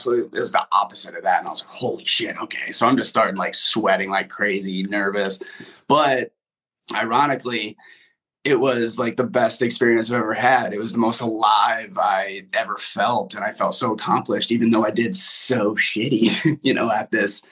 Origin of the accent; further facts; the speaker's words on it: West Des Moines, Iowa, United States; moved away as an adult; now in Los Angeles, United States; I'm from West Des Moines, Iowa. Grew up in West Des Moines, obviously.